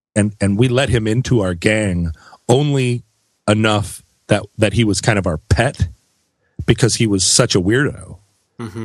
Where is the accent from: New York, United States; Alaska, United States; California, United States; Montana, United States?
Alaska, United States; Anchorage; growing up in Anchorage